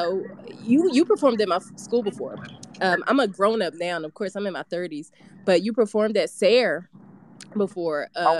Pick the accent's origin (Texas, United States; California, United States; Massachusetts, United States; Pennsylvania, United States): Pennsylvania, United States; Philadelphia; So first of all, I'm from West Philadelphia, right?